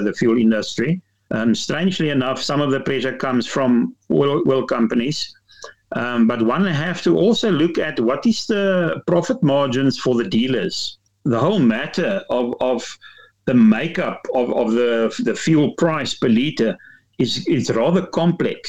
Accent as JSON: {"language": "English", "country": "South Africa", "said": "we as South African motorists and citizens"}